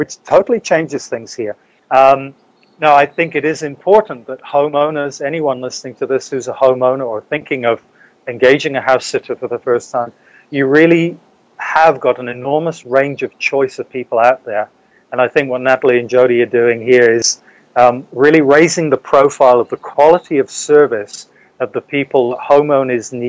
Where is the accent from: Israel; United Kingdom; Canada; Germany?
United Kingdom; England; moved away; also born or lived in New Zealand; I grew up in England years ago.